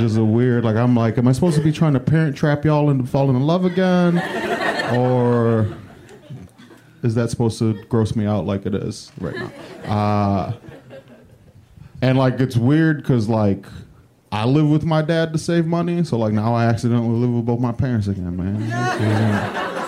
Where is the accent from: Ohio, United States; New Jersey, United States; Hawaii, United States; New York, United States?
Ohio, United States; Cleveland; moved away; I'm from Cleveland